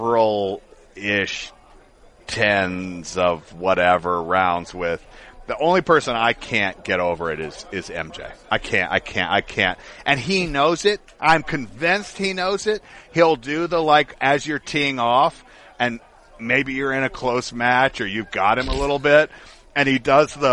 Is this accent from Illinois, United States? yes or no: no; Atlanta, Georgia, United States; moved away; I'm originally from Atlanta